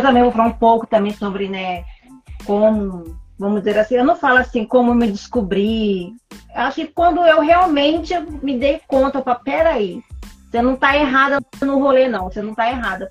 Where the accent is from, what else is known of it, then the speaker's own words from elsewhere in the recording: Brazil; a gente é brasileiro